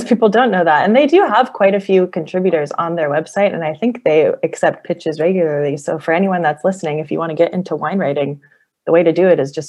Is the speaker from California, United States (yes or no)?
yes; Southern California, United States; moved away; also born or lived in Los Angeles; I'm from Southern California originally, and my parents had moved to Washington